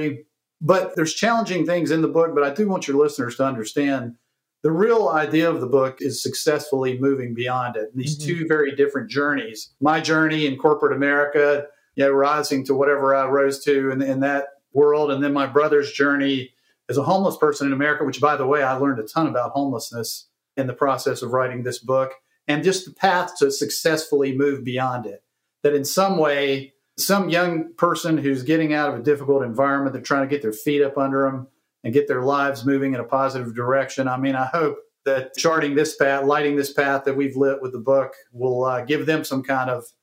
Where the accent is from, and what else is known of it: Greensboro, North Carolina, United States; born or raised there